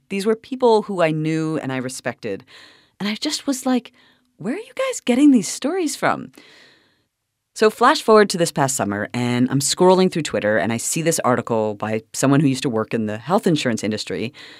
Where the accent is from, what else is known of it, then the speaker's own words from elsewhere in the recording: Toronto, Ontario, Canada; moved away; I'm from Toronto.